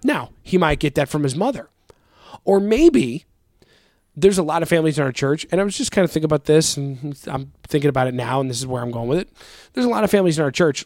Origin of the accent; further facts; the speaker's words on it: United States; I'm an American